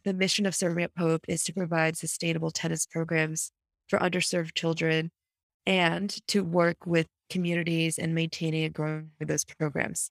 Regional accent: United States; I'm proud of being an American

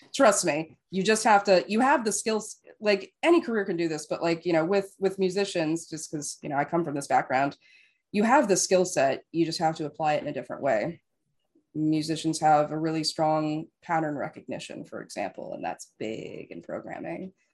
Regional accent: Las Vegas, Nevada, United States; now in West Coast, United States; I grew up in Las Vegas

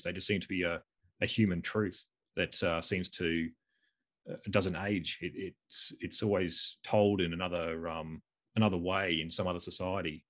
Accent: Australia; we're both Australian.

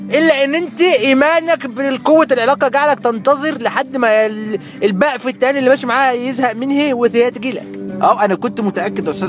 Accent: Kafr El Sheikh, Kafr El Sheikh Governorate, Egypt; عادي انا من كفر الشيخ بس بقول ان انا دايما من القاهره الحبيب

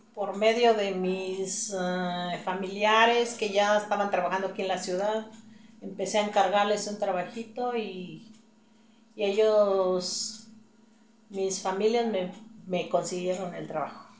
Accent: Mexquitic de Carmona, San Luis Potosí, Mexico; now in San Luis Potosí, Mexico; De Mezquitic de Carmona

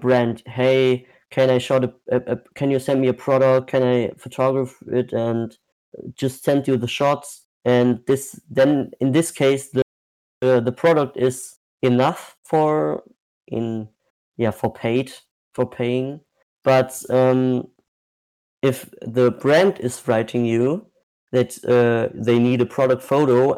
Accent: Germany; I'm from Germany.

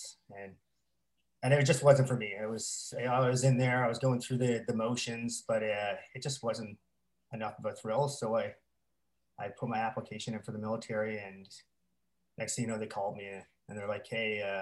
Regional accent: Glace Bay, Nova Scotia, Canada; I was born and raised down in Cape Breton, down in Glace Bay, Nova Scotia

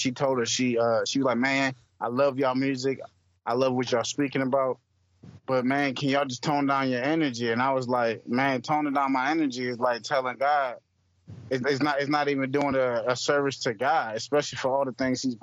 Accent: Hartford, Connecticut, United States; also born or lived in Columbus, Ohio; now in Houston, United States; I'm originally from Hartford, Connecticut

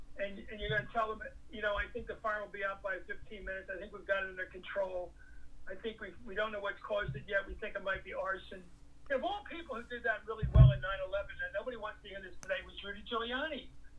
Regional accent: Philadelphia, Pennsylvania, United States; I grew up in Philly, right on the border

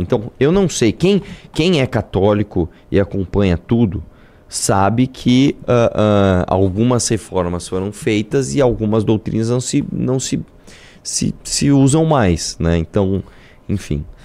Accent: Brazil

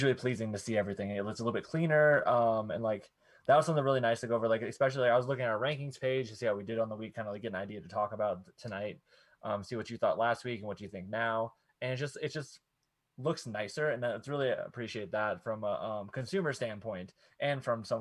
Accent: Florida, United States; moved away; I'm originally from Florida

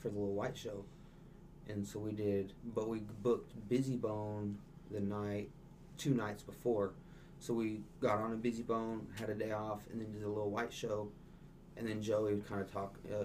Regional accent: Dodge City, Kansas, United States; moved away as an adult; now in Tulsa, United States; I'm from Dodge City, Kansas

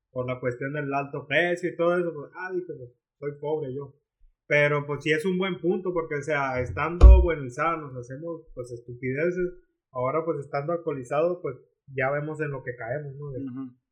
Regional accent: Mexico; nosotros mismos como mexicanos, Darry.

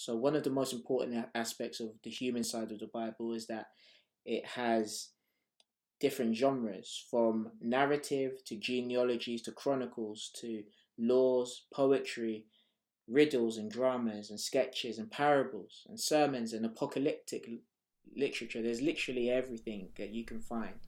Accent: Nigeria; also born or lived in Harrow / Hackney; now in London, United Kingdom; I am Nigerian

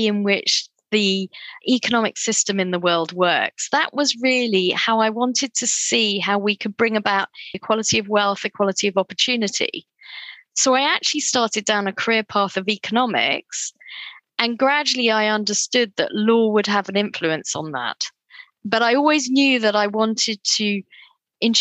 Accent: Cambridge, East of England, United Kingdom; also born or lived in Durham; I grew up in a little town north of London called Cambridge, with my parents migrated to the United Kingdom from Kenya and Tanzania in 1967. And I was born here.

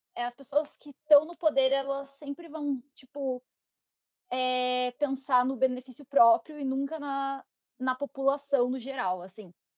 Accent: Santa Catarina, Brazil; eu sou de Santa Catarina

